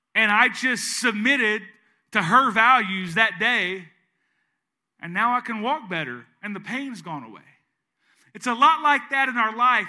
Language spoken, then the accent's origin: English; East Arkansas, United States; moved away as an adult; now in Southeast Louisiana, United States; I'm from East Arkansas. I lived there for thirty-eight years of my life, and now I live in Southeast Louisiana.